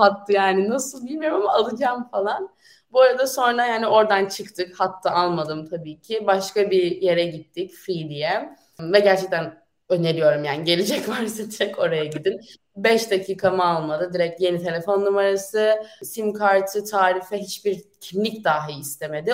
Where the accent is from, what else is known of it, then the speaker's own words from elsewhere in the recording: Turkey; moved away as an adult; now in France; Türk'üm ben